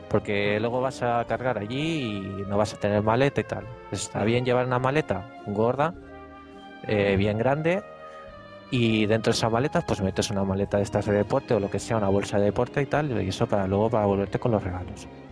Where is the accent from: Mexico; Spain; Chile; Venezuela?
Spain; la gente que somos de España